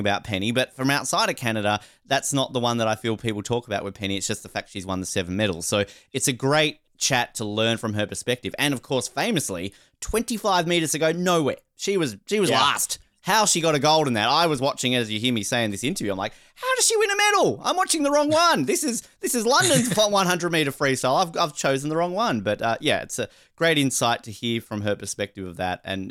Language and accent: English; Australia; as an Australian, we all swim